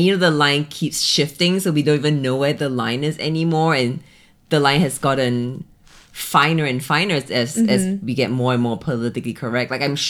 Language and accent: English; Singapore; I'm so Singaporean